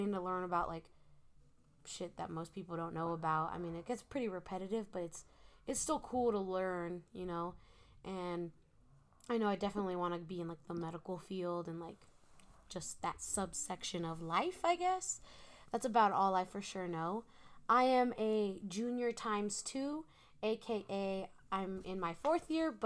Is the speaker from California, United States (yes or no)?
no; Reno, Nevada, United States; we're from Reno